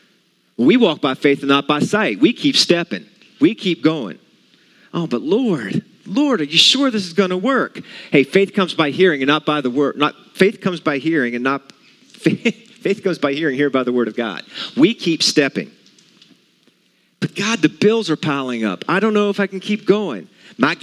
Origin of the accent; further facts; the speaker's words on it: West Virginia, United States; I'm from West Virginia